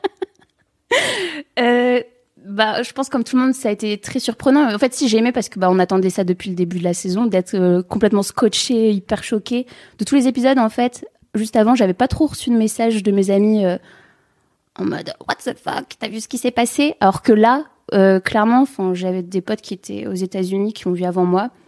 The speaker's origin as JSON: {"language": "French", "area": "the North", "region": "Hauts-de-France", "country": "France", "said": "je viens du Nord"}